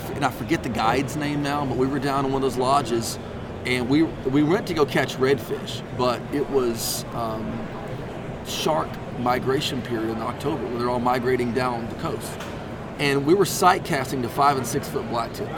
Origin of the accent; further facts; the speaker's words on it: East Texas, United States; I'm from East Texas